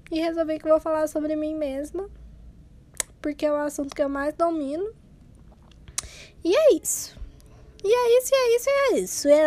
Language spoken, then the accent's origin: Portuguese; Brazil; vou tentar de novo porque sou brasileira e não desisto nunca.